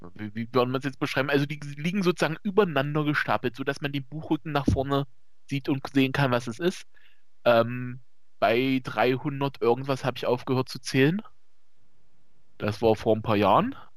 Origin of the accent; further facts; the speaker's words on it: East Germany, Germany; wie man vielleicht hört, äh, ich komme aus dem Osten